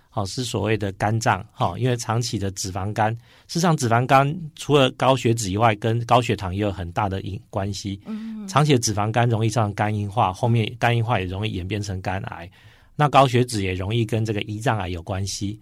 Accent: Chiayi, Taiwan; moved away; 我也是医院的院长，今年七月底，啊，回来嘉义，就是我的故乡上任

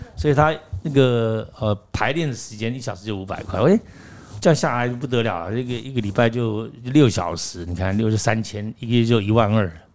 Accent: Taiwan; 我也是台湾人

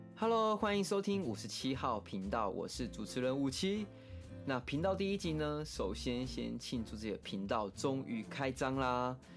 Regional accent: Taiwan; 自己本身从小在都市读书嘛，一直到了现在，那很多原住民传统的东西我是没有参加过或是体验过

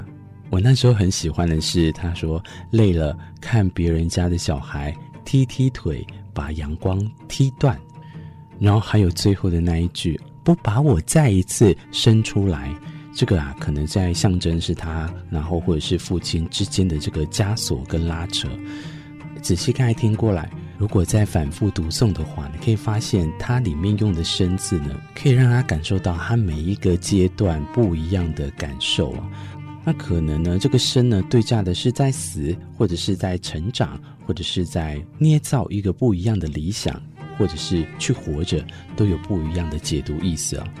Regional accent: Tainan, Taiwan; now in Taitung, Taiwan; 我每次都跟大家自称我是台南人哦，然后但是现在我在台东工作，我在台东这个地方生活，

